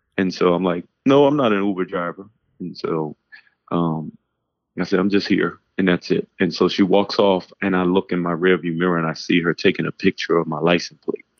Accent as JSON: {"language": "English", "town": "New York City", "region": "New York", "country": "United States", "tie": "born or raised there", "moved": "as an adult", "lives_now": "Newark, United States", "said": "I grew up in New York City between Harlem and the Bronx in the 80s"}